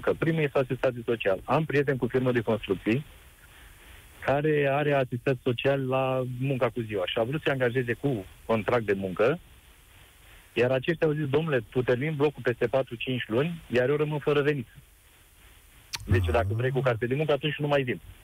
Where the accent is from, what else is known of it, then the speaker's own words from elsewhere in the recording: Iași, Iași County, Romania; sunt din Iași